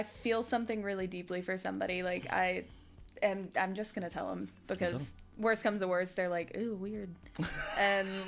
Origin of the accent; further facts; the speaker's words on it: West Virginia, United States; now in Savannah, United States; I'm from West Virginia